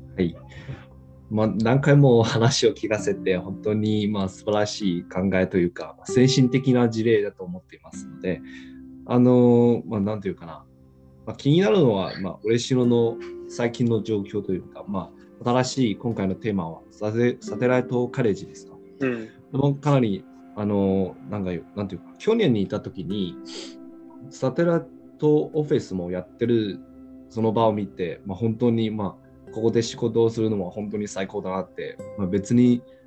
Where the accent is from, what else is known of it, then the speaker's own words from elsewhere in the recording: Xiamen, Fujian, China; Japanese is a second language; moved away as an adult; now in Japan; 僕の出身というか、まあ、中国のアモ